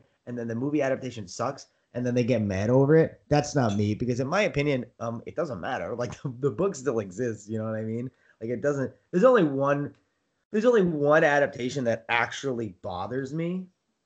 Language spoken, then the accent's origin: English; United States; As an American